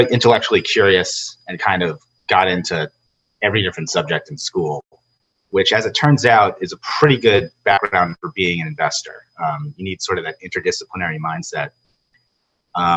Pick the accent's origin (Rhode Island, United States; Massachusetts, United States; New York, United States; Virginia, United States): New York, United States; Purchase; now in Los Angeles, United States; I grew up in Purchase, New York